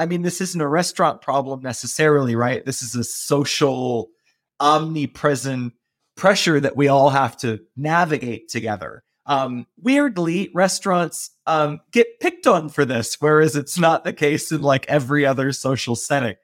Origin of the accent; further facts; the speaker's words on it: Baltimore, Maryland, United States; moved away as an adult; also born or lived in Japan / Beijing / New York; I'm from Baltimore, I grew up cooking in, in a crab house